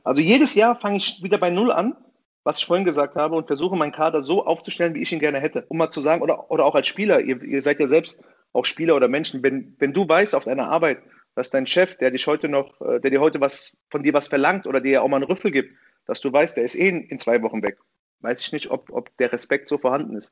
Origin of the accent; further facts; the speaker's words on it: Offenbach am Main, Hesse, Germany; ich bin selbst in Offenbach geboren